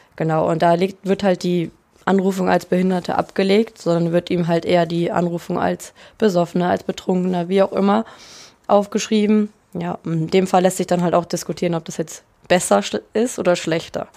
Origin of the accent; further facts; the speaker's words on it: Rösrath, North Rhine-Westphalia, Germany; Und ich komme aus Rüßrath, aus dem Bergischen Land